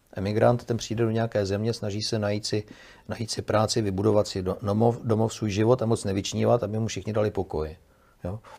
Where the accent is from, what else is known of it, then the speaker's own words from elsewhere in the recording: Czechia; my jsme Češi